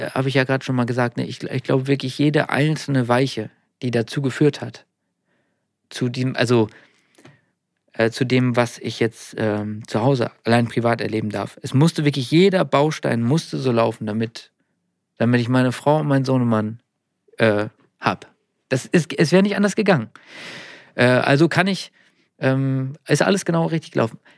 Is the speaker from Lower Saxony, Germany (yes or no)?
yes; Nordhorn, Lower Saxony, Germany; ich komme aus Nordhorn